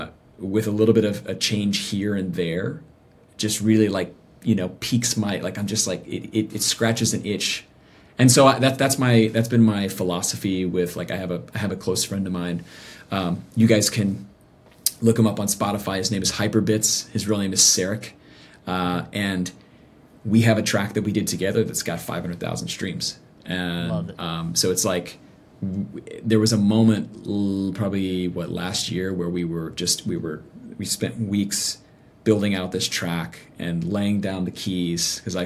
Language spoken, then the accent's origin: English; the South, United States; I mean, I came from the South. So like religion and church and something was so baked into our culture.